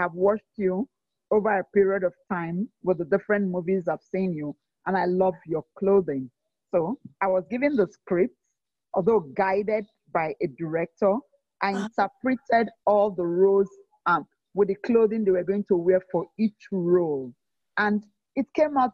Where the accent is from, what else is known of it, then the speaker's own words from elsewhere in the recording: Benin City, Edo, Nigeria; also born or lived in Port Harcourt, Rivers State, Nigeria; I'm from Edo State, Nigeria, and I'm born into a family of eight. I am the second child of that family. I had my early education in Benin City.